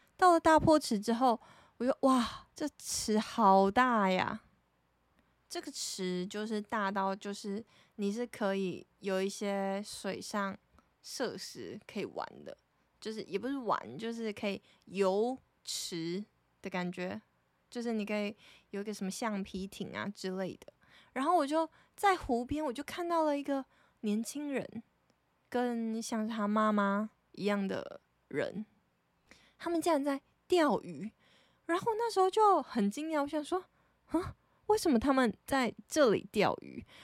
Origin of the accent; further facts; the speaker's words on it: Taitung, Taitung County, Taiwan; 因为我是台东人